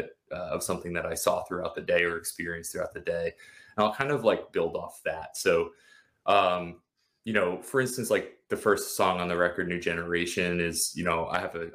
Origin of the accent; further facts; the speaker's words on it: New York, United States; now in Washington, D.C., United States; I'm from New York originally